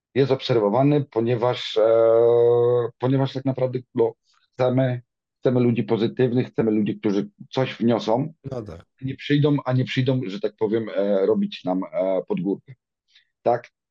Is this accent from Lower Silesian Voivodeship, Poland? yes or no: no; Dąbie, Greater Poland, Poland; now in Cologne, Germany; Pochodzę z Dąbia nad Nerem, jest to w okolicach Konina. Małe miasteczko.